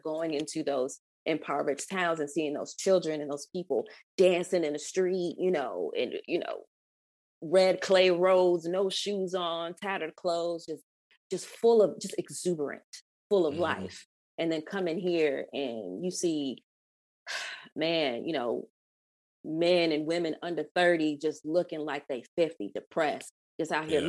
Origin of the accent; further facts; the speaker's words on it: Atlanta, Georgia, United States; growing up in Atlanta, you know what I mean? And seeing it turn from what it was to what it is now.